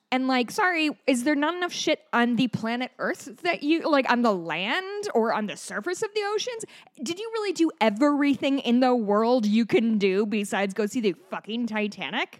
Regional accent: Hawaii, United States; I am a Hawaiian.

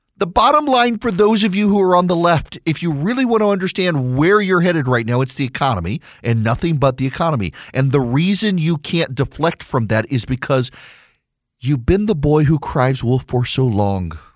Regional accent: South Louisiana, United States; We're both from South Louisiana

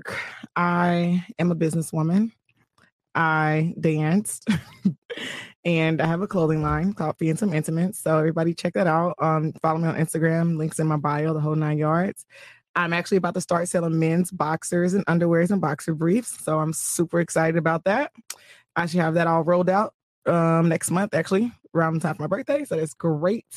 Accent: Indiana, United States; moved away; I'm from Indiana

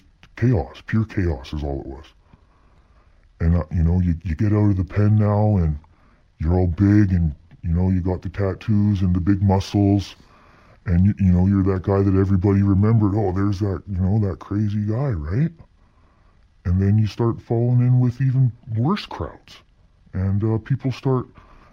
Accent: Lower Mainland, British Columbia, Canada; I grew up in the Lower Mainland.

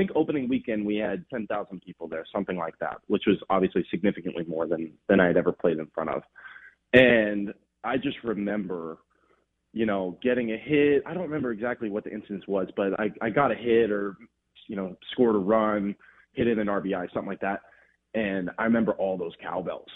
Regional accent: Los Angeles, California, United States; moved away as an adult; also born or lived in Oregon / Mississippi; I'm born and raised in Los Angeles

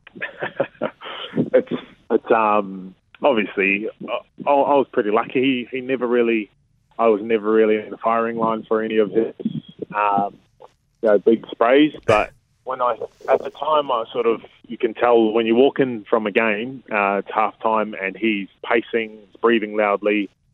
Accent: Hastings, Hawke's Bay, New Zealand; I grew up in a little place called Waipatu. It's it's in Hastings in, in Hawke's Bay

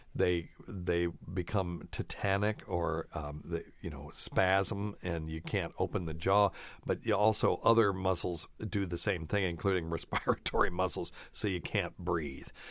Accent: Appalachia, United States; I grew up in Appalachia

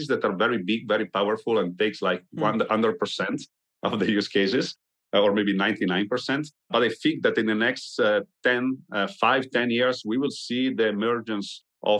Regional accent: Italy; I'm from Italy

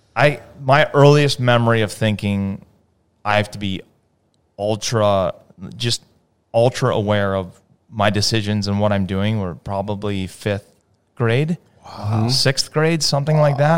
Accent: Hartford, Connecticut, United States; I was born in Hartford, Connecticut.

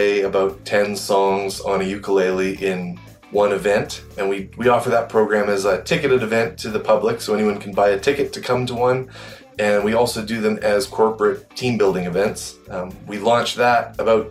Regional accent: Calgary, Alberta, Canada; I'm from Calgary, Alberta in Canada

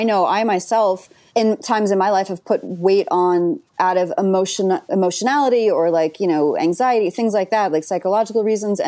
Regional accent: Long Island, New York, United States; I'm from Long Island

